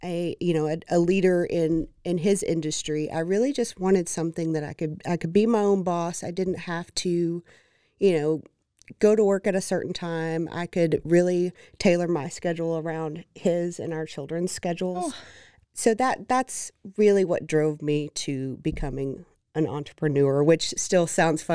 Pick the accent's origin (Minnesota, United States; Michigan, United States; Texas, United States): Texas, United States; Waco; So I am born and raised in Waco